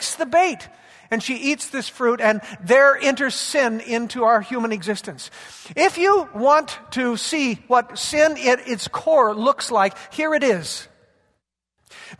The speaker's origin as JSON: {"language": "English", "town": "Yakima", "region": "Washington", "country": "United States", "tie": "born or raised there", "said": "I grew up in Yakima, and our whole life as agricultural people was built around the harvest in the fall"}